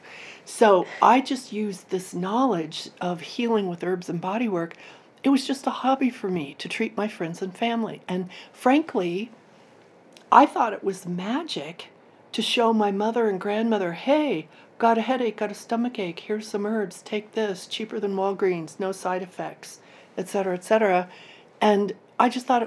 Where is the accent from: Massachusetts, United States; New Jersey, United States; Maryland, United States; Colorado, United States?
Colorado, United States; Durango; I grew up in Durango, Colorado.